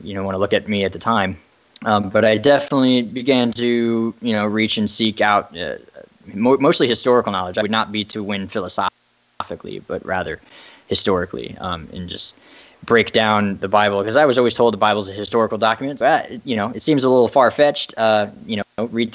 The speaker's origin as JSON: {"language": "English", "town": "Derry", "region": "Northern Ireland", "country": "United Kingdom", "moved": "yes", "said": "I was, of course, growing up in an Irish family. I spent some time living in Derry, Ireland, which is way up north."}